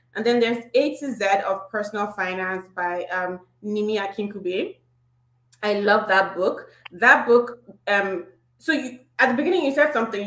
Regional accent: eastern Nigeria, Imo, Nigeria; right now it actually is my hometown and it's in Imo State, and that's the eastern part of Nigeria.

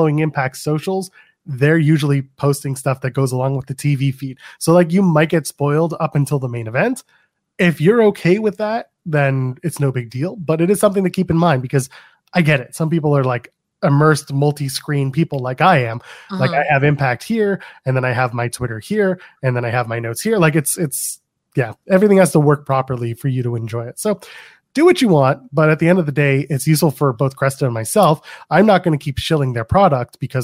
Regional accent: Canada; I'm Canadian

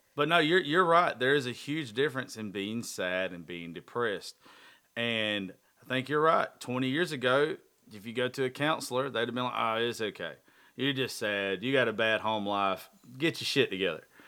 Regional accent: the South, United States; I'm from the South

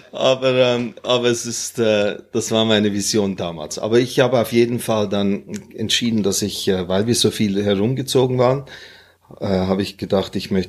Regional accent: Hong Kong; born there; meine Mutter war aus Singapur, mein Vater war Zürcher, war Schweizer. Und äh, geboren bin ich in Hongkong.

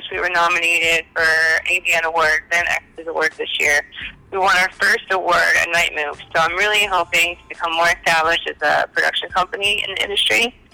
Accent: Cincinnati, Ohio, United States; moved away; originally from Cincinnati, Ohio, but I've lived all across the United States.

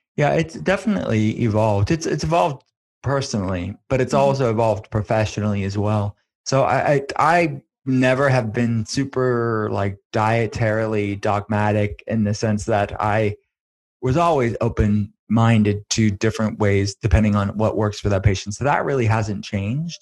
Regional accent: Western Pennsylvania, United States; I'm from Western Pennsylvania

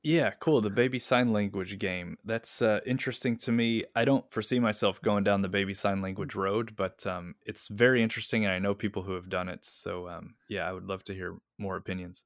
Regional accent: Kentucky, United States; moved away as an adult; now in Ishikawa, Japan; at that time in the nineties in my hometown

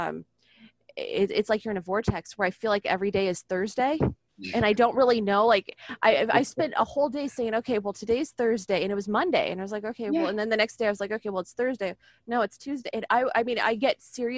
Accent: San Diego, California, United States; I'm not from the South. I'm from here.

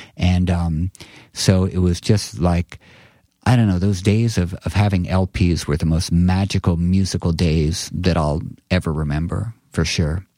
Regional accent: New York City, New York, United States; I grew up on McDougal Street

